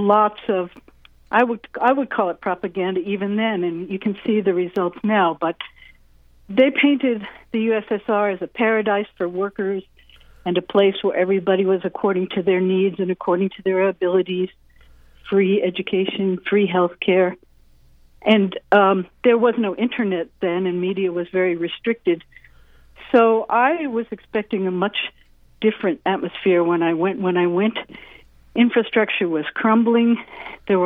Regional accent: United States; I was born in the United States

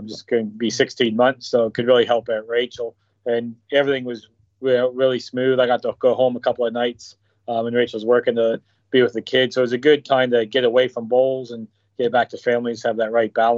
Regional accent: Canada; moved away as an adult; now in Australia; a lot of people in Canada helped me out when I was young. I moved down here when I was 21

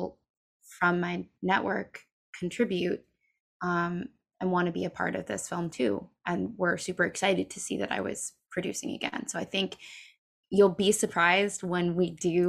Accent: New York City, New York, United States; I grew up in New York City

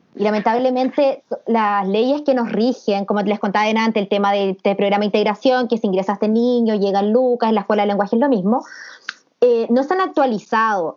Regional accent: Temuco, Araucanía, Chile; somos todas de Temuco

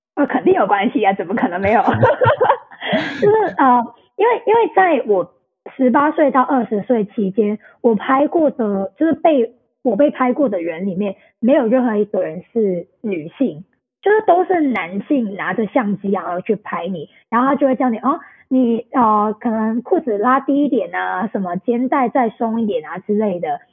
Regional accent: Hong Kong; also born or lived in Taipei, Taiwan; 那我是香港人

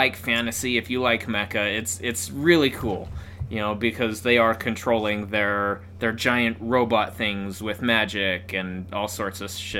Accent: United States; being an American as a young kid

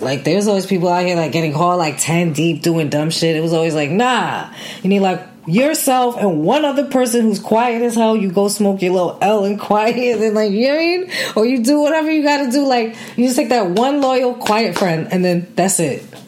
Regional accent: New York City, New York, United States; I grew up in New York City.

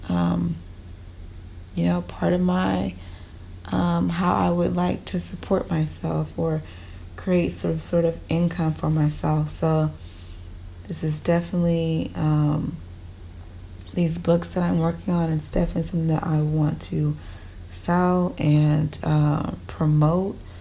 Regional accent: Texas, United States; I'm in Texas, um, because I was born in Texas

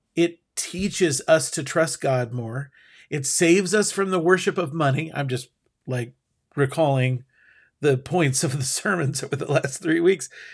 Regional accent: United States; as an American

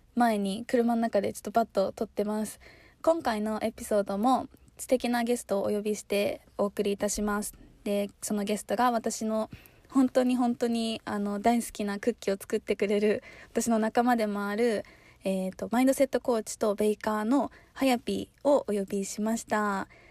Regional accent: Chiba, Japan; moved away; 私もなんか出身は千葉

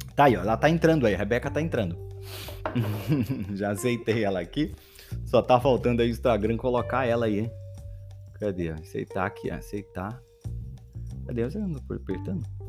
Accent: Belém, Pará, Brazil; Sou de Belém do Pará.

